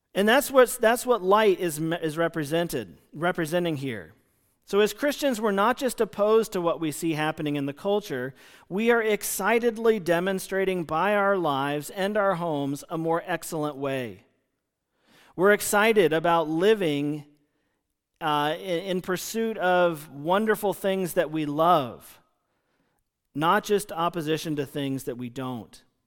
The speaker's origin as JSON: {"language": "English", "country": "United States", "said": "I'm an American."}